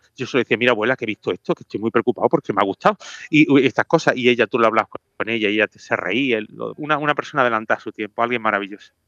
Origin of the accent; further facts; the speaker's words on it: Granada, Andalusia, Spain; moved away; Mi tierra